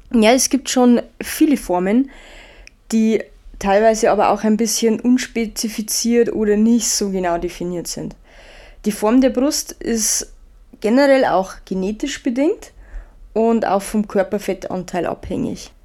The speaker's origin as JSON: {"language": "German", "region": "Bavaria", "country": "Germany", "said": "bei uns in Bayern"}